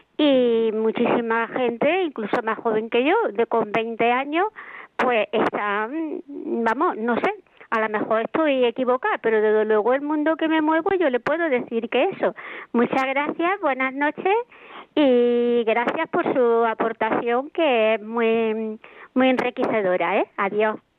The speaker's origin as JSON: {"language": "Spanish", "region": "Andalusia", "country": "Spain", "said": "como buena andaluza"}